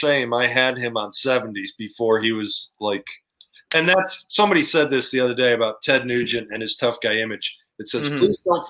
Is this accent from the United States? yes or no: yes; Buffalo, New York, United States; moved away; also born or lived in California; I'm from Buffalo. I was born in Buffalo.